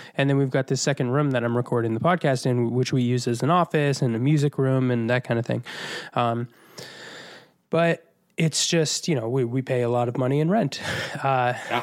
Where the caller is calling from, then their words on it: New York City, New York, United States; calling in from Astoria, Queens, New York City